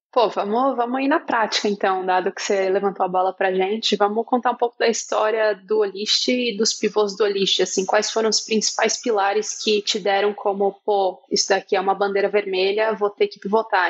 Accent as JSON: {"language": "Portuguese", "town": "Curitiba", "region": "Paraná", "country": "Brazil", "said": "lá de Curitiba, da minha terra"}